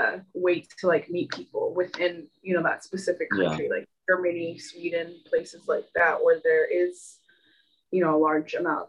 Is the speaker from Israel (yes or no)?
yes; Israel; moved away; I'm originally from Israel